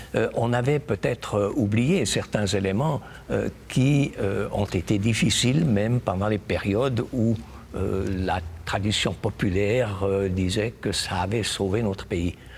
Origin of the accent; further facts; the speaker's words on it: Switzerland; notre pays